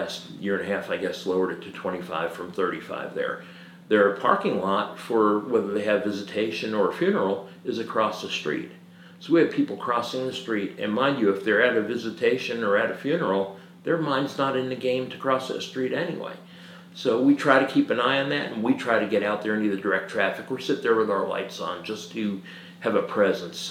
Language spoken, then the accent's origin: English; suburbs of New York City, United States; moved away as an adult; now in South Carolina, United States; I was raised in the suburbs of New York City.